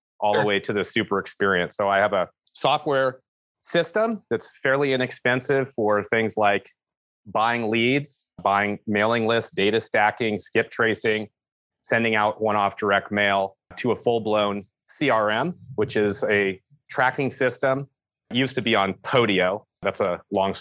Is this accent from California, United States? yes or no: yes; San Francisco Bay Area, California, United States; moved away as an adult; now in Yosemite area, United States; I'm born and raised in the San Francisco Bay Area.